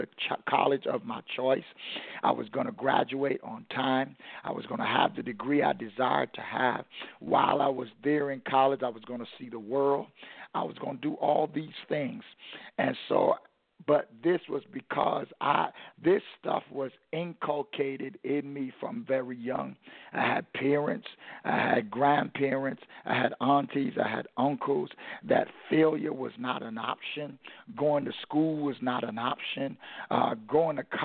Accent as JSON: {"language": "English", "town": "New York City", "region": "New York", "country": "United States", "tie": "born or raised there", "said": "growing up in Brooklyn, New York"}